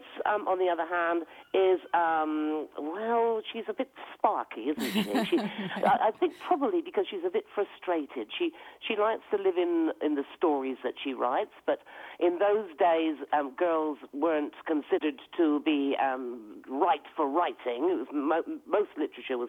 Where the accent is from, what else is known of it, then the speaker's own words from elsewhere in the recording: Devon, South West England, United Kingdom; accent: West Country; moved away; I come from Devon originally.